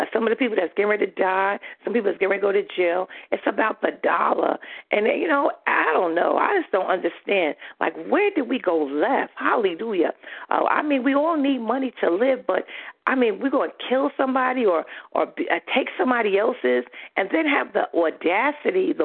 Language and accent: English; New York, United States; I'm from New York